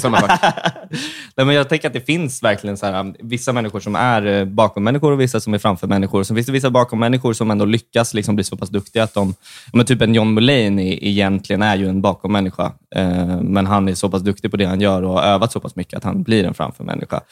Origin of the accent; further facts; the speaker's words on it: outside Stockholm, Stockholm County, Sweden; Jag kommer från Stockholm, fast utanför